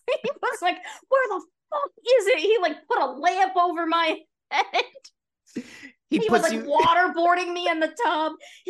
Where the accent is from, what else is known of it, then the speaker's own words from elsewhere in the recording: Las Vegas, Nevada, United States; we used to have one in our neighborhood growing up in Vegas.